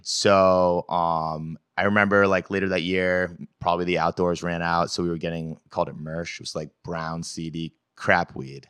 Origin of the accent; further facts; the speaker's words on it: Belgrade, Maine, United States; I was born in Maine, uh, a town called Belgrade.